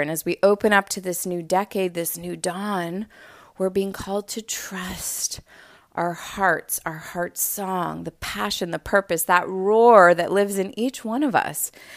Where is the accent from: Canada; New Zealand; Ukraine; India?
Canada; Montreal, Quebec; moved away as an adult; now in Los Angeles, United States; I had just moved out to L A, for those of you who know, I'm from Montreal originally